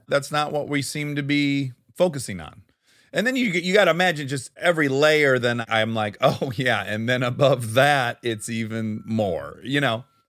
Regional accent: Detroit, Michigan, United States; I'm from Detroit

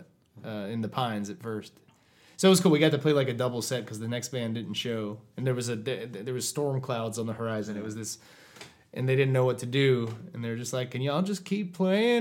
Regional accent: Winston-Salem, North Carolina, United States; moved away as an adult; now in Buenos Aires, Argentina; what I grew up with in Winston-Salem, North Carolina

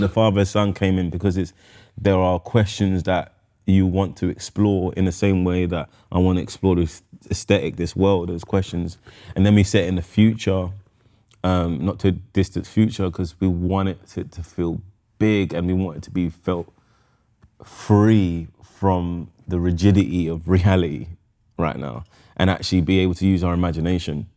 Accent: London, United Kingdom; I was born in Camden Town.

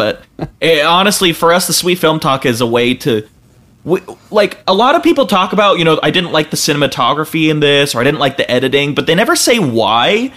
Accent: Utah, United States; we're from Utah and in this area

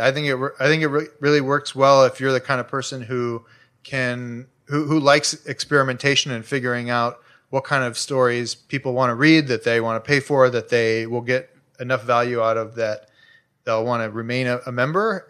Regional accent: Chicago, Illinois, United States; now in Los Angeles, United States; I grew up in Chicago, like, two blocks from a twenty-four hour C T A, s, you know, the train, the Red Line

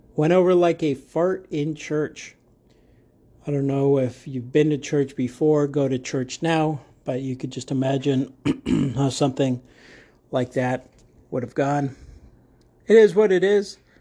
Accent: United States; also born or lived in Arizona; I am in America. I'm in Arizona, and I'm unapologetically American, American pride

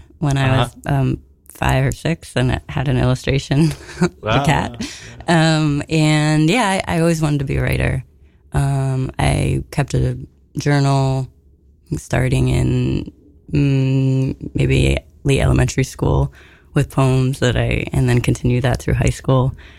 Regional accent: Utica, New York, United States; also born or lived in Manhattan, New York City / Park Slope, Brooklyn; now in Connecticut, United States; I grew up in Park Slope until I was like a toddler, and then we moved upstate to Utica.

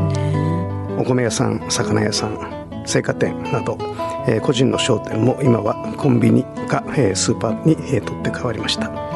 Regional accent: Chigasaki, Kanagawa, Japan; 生まれが生ま れ育ちも茅ヶ崎ということで茅ヶ崎で開業しております

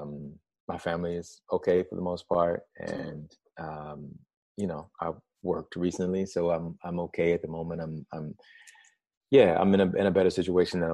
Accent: Alabama, United States; I grew up in Alabama

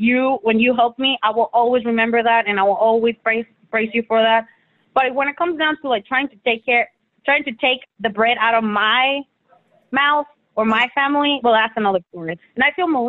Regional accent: Mexico; moved away; I was born in Mexico.

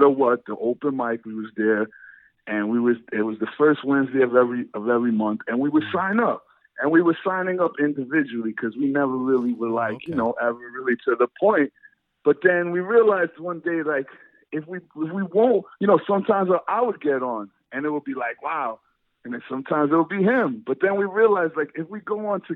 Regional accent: New York City, New York, United States; where I grew up in Brighton, Brooklyn, is like Brighton Beach

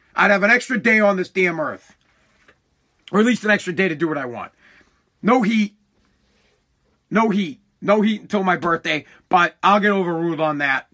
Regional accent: Massachusetts, United States; I'm from Massachusetts. It's what I know. It's who I am. I've lived here my entire life

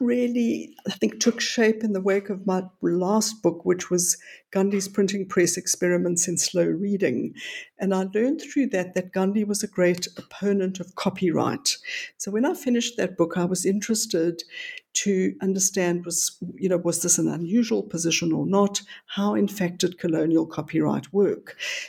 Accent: North West, South Africa; now in Johannesburg, South Africa; About 70 miles west of Johannesburg, which is in the interior of the country, I was but I've spent most of my adult life in Johannesburg

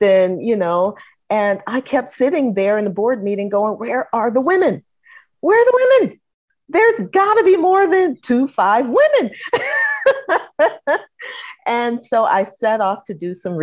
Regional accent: St. Louis, Missouri, United States; moved away as an adult; also born or lived in Chicago; now in Atlanta, United States; I was born in Chicago, raised in St. Louis, and seasoned in Atlanta

